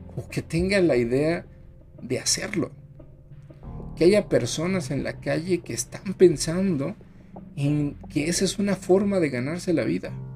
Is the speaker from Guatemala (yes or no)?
no; Mexico; así somos los mexicanos